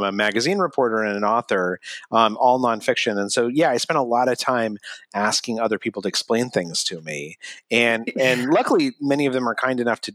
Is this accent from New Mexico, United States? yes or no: yes; Albuquerque, New Mexico, United States; moved away; I grew up in Albuquerque, New Mexico